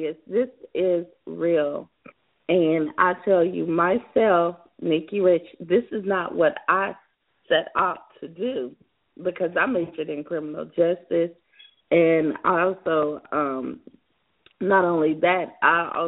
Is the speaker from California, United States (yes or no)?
no; South Carolina, United States; my home state of South Carolina